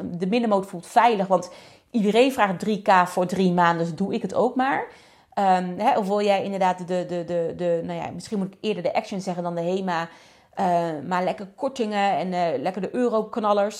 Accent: Netherlands; we zijn toch Nederlanders

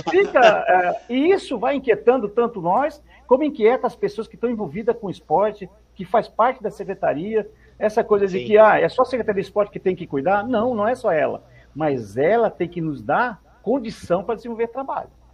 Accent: Novo Horizonte, São Paulo, Brazil; Eu sou de Novo Horizonte, né? Eu sou de Novo Horizonte, certo. lá perto de São José do Rio Preto

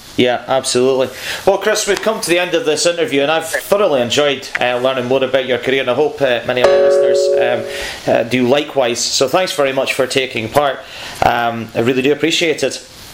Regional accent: Scotland, United Kingdom; for me, as a Scotsman

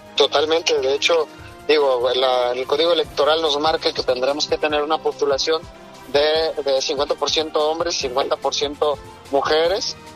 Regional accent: Puerto Vallarta, Jalisco, Mexico; yo nací en Puerto Vallarta

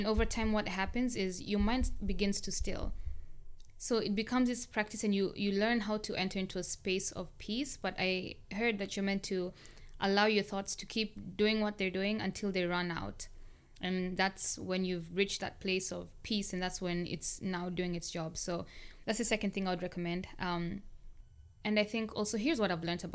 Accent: Kenya; moved away as an adult; now in United States; I grew up in Kenya for my childhood and most of my adult life. Like basically from when I was 1 year to about 20 years or 19 years old.

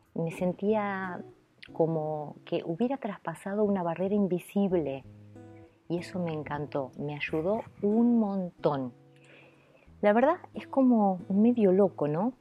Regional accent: Buenos Aires, Argentina; first language Italian; Spanish is a second language; mi madre me llevó al hospital Archerich, que es donde yo nací, en la capital de Buenos Aires

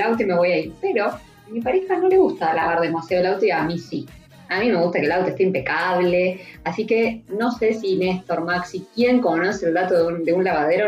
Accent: Mendoza, Argentina; now in Córdoba, Argentina; yo soy de Mendoza, vivo en Córdoba, entonces tengo toda mi familia allá

